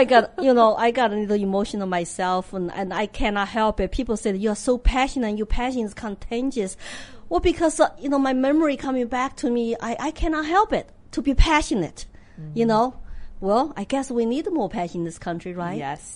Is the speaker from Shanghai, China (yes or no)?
no; Sichuan, China; English is a second language; moved away as an adult; also born or lived in Austin, Texas / Hong Kong; now in United States; I'm from Sichuan